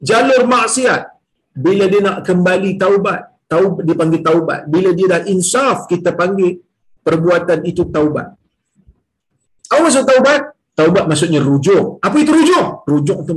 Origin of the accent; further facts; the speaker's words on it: Perak, Malaysia; now in Perlis, Malaysia; Saya ni orang Perak. Ha. Saya ni orang Perak. Macam Tan Sri Amin juga orang Perak kan. Kita sama-sama orang Perak. Jadi, orang Perak pindah pergi ke Perlis.